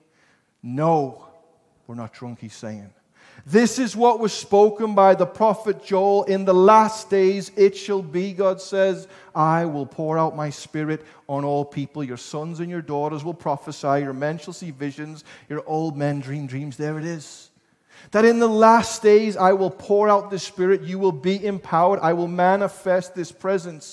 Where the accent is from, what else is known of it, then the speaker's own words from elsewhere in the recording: Liverpool, North West England, United Kingdom; now in Costa Mesa, United States; my hometown of Liverpool